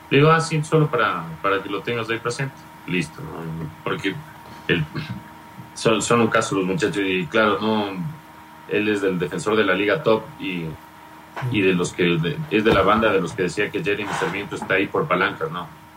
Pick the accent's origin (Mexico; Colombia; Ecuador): Ecuador; la justicia falló y le, le ordenó al registro civil que me escribiera como ecuatoriano